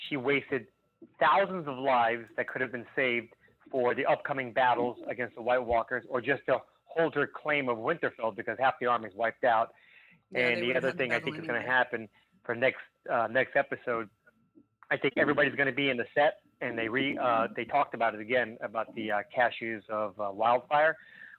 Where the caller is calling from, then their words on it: Plantation, Florida, United States; How you doing, guys? … from Plantation, Florida.